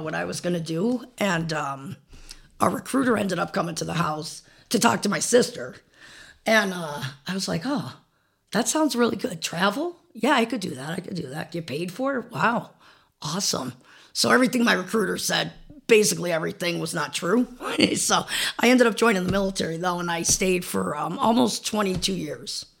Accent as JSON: {"language": "English", "town": "Old Forge", "region": "Pennsylvania", "country": "United States", "tie": "born or raised there", "moved": "as an adult", "said": "I am from Old Forge. I graduated from, uh, Old Forge High School in nineteen eighty-eight"}